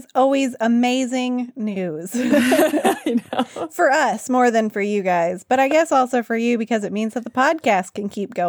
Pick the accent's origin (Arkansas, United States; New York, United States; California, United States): Arkansas, United States; moved away as an adult; also born or lived in Nepal; So I am back in my home state of Arkansas.